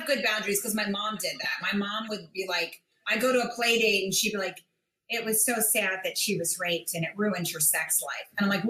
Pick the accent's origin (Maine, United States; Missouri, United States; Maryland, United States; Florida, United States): Maryland, United States; Bethesda; now in New York, United States; Bethesda, Maryland.